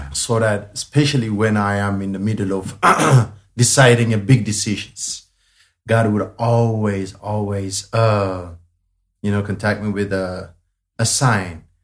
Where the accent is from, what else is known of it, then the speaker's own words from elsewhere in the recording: Addis Ababa, Ethiopia; Yeah, so I was born in Addis Ababa, but I was born in the biggest slum area in Addis. Um, it's it's it's called Gotera. That's the specific place that I was born in. Uh, yeah, growing up was really, really hard.